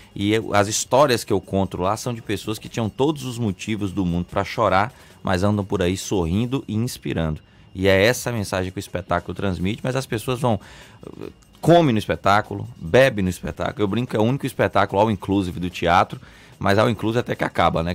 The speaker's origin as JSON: {"language": "Portuguese", "town": "Guanambi", "region": "Bahia", "country": "Brazil", "tie": "born or raised there", "moved": "yes", "said": "o menino lá de Guanambi. Eu brinco no espetáculo, nascido e criado na, no sítio Lagoa dos Patos"}